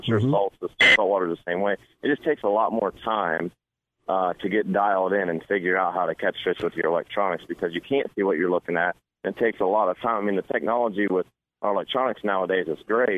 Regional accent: Ohio, United States; I'm from Ohio, so we pretty well have bass and bluegill and crappie and some catfish

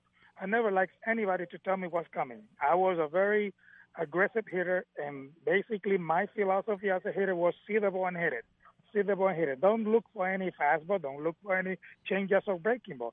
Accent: Vega Baja, Puerto Rico; moved away; also born or lived in Manatí, Puerto Rico; I born in Manatee, but I grew up in Vega Baja, which is the next town

